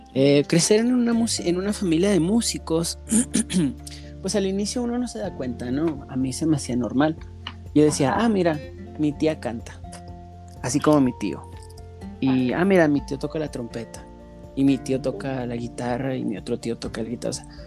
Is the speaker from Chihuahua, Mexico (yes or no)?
yes; Ciudad Juárez, Chihuahua, Mexico; moved away as an adult; now in Denver, United States; Yo soy originario de Ciudad Juárez, Chihuahua